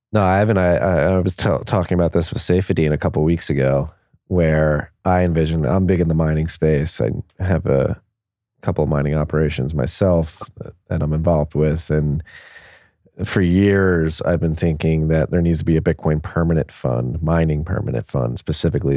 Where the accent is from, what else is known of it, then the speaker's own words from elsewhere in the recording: Philadelphia, Pennsylvania, United States; moved away; also born or lived in Havertown, Pennsylvania; I grew up born and raised in Philadelphia in Northeast Philly